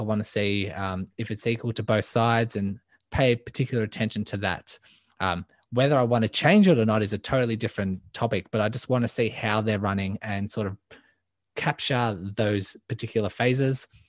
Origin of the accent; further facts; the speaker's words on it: Melbourne, Victoria, Australia; I am from Melbourne, Australia, born and raised